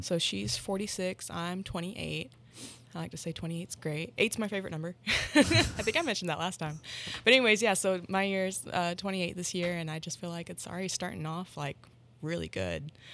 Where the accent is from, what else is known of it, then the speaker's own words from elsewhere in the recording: Tahlequah, Oklahoma, United States; Tahlequah in my hometown